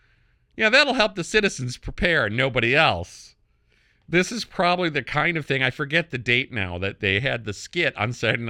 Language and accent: English; Canada; now in United States; I'm from Canada. I did become a naturalized American, but I'm a Canadian in my mindset.